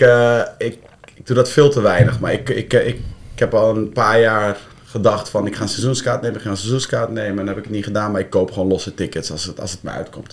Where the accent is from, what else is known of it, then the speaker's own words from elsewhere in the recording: Deventer, Overijssel, Netherlands; moved away as an adult; also born or lived in Amsterdam; ik ben zelf geboren en getogen in Deventer